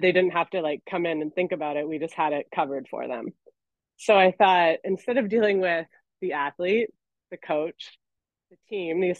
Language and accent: English; Canada; moved away as an adult; also born or lived in Montreal, Canada / Austria / Italy; now in New York City, United States; I'm a Canadian.